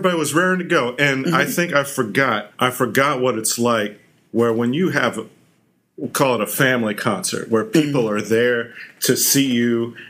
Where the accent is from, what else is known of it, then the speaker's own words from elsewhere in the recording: East Tennessee, United States; now in New York, United States; I grew up in East Tennessee, but I've spent 17 years in New York.